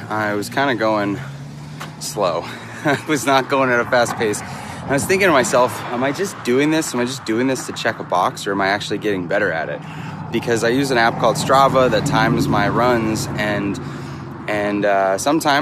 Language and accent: English; Franklin, Massachusetts, United States; moved away; I am back in my hometown, Franklin, Massachusetts. That was my high school.